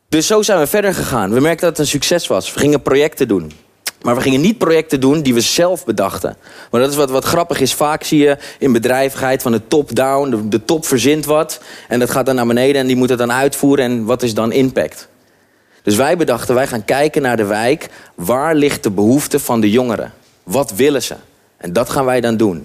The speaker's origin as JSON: {"language": "Dutch", "town": "Haarlem", "region": "North Holland", "country": "Netherlands", "said": "Ik kom uit Haarlem, Schalkwijk. Schalkwijk is een achterstandswijk"}